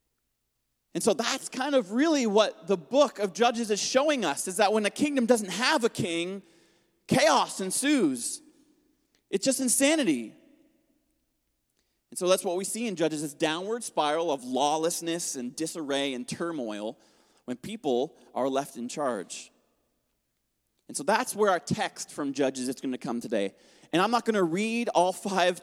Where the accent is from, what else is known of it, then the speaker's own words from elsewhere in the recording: Atlantic Canada, Canada; moved away; I grew up in Atlantic Canada